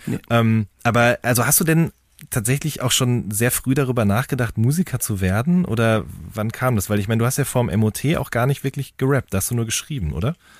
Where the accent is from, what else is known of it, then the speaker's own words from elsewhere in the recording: Hagen, North Rhine-Westphalia, Germany; ich komme ja aus Hagen